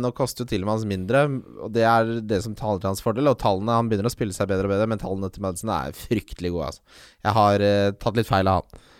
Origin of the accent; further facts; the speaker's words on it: Ski, Akershus, Norway; jeg vokste opp i Ski